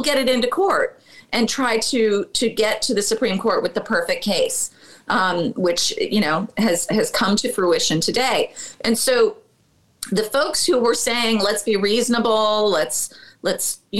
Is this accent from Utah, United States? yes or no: no; Chicago, Illinois, United States; I'm from the North Lakefront